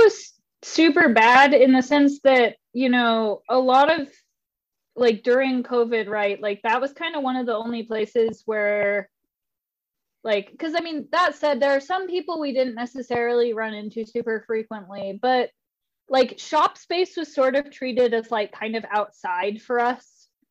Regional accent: Spirit Lake, Idaho, United States; I'm originally from Idaho

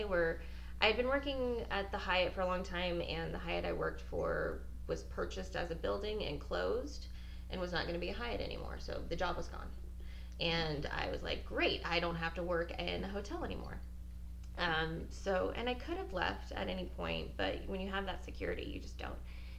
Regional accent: California, United States; moved away as an adult; also born or lived in Los Angeles; now in Oklahoma, United States; we're all from California

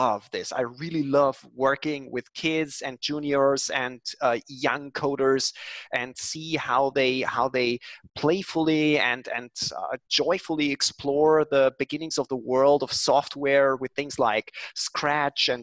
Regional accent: Linz, Upper Austria, Austria; born or raised there

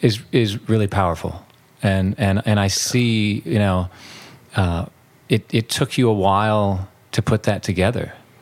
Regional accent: San Diego, California, United States; I grew up in San Diego, so and lived in Northern California for a while.

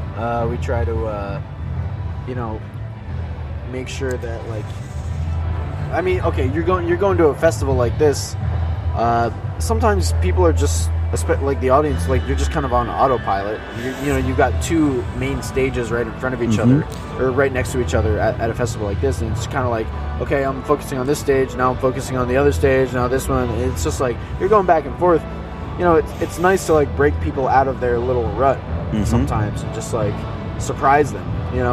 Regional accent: Philadelphia, Pennsylvania, United States; We're from Philadelphia, the cradle of liberty.

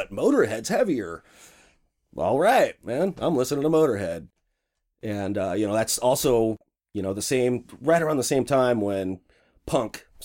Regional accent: Washington, United States; also born or lived in Spokane / Centralia / Redmond / Seattle; I was born in Spokane. Okay, moved to Centralia, Washington. Okay, moved to Redmond, moved to Seattle.

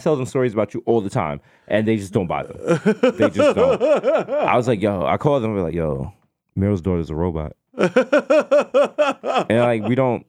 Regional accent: Jamaica; I am Jamaican and a Jew.

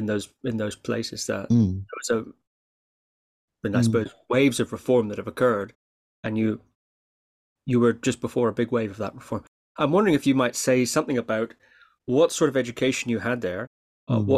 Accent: Shetland Islands, Scotland, United Kingdom; I grew up on the Shetland Islands

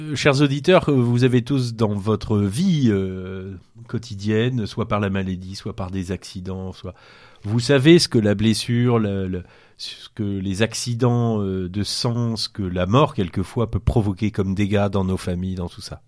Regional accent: Brittany, France; On est breton

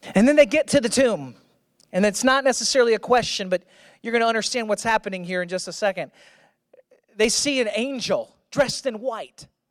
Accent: Missouri, United States; I'm from Missouri.

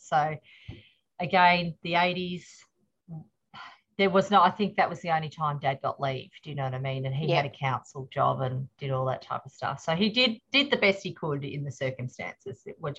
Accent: Wallangi, Victoria, Australia; also born or lived in Melbourne / Seaspray; I was born in Melbourne at Cabrini, but my parents were on a farm in the Valley, in a little place called Wallangi. So it's just outside Woomalang. So Woomalang was my first primary school.

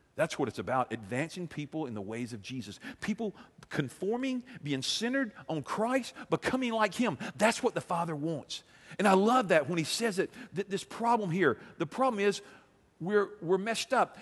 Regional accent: United States; being an American

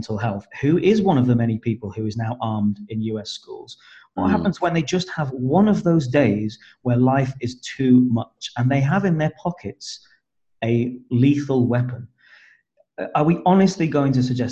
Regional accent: United Kingdom; as Brits.

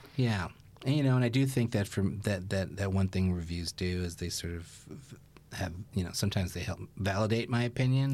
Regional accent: New York City, New York, United States; I grew up in Brooklyn

